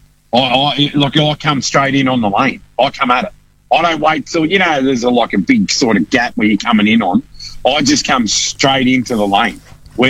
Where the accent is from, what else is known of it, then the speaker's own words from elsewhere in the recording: Western Australia, Australia; our West Australian lifestyle.